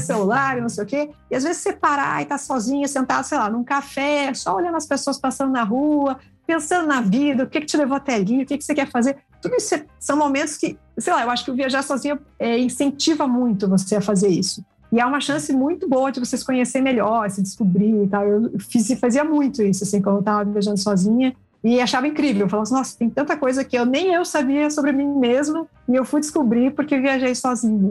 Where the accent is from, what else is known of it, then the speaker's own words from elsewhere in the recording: Curitiba, Paraná, Brazil; sou aqui de Curitiba